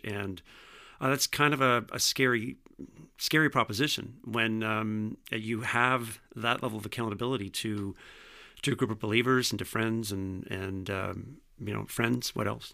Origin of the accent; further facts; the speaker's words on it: Vineland, Ontario, Canada; also born or lived in Jordan, Ontario; I grew up in Vineland, uh, ironically just down the street from the Vineland site